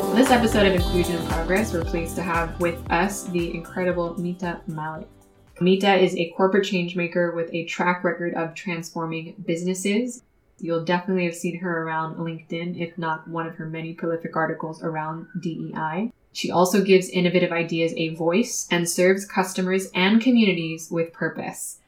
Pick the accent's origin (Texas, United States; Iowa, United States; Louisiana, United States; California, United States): California, United States; Los Angeles; a daughter of immigrants myself growing up in the US. And even in a place that was as diverse as Los Angeles